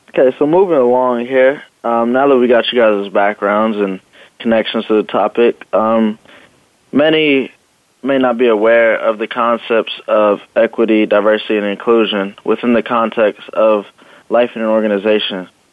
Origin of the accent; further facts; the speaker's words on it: Los Angeles, California, United States; moved away as an adult; also born or lived in San Diego; I'm originally from Los Angeles